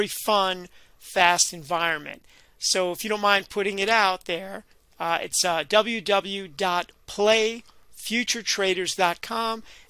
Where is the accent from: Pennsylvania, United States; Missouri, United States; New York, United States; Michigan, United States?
New York, United States; New York City; also born or lived in Brooklyn; I grew up in the Bronx and I remember then I moved to Brooklyn